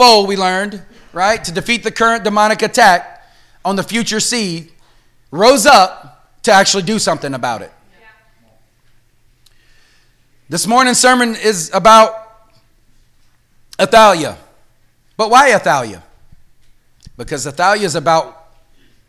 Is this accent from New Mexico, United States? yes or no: no; the South, Cajun, Louisiana, United States; accent: Cajun; I'm from the South, so it comes out like